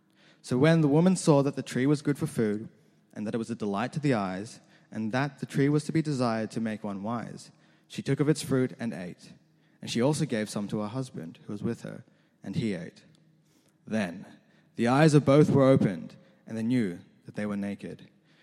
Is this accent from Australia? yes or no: yes; Australia; also born or lived in New Zealand; I was born not in Australia, but in New Zealand. I genuinely was born in New Zealand. When I was younger, my family, we fell in some hard times and we had to move to Australia, roughly when I was about 6 or 7.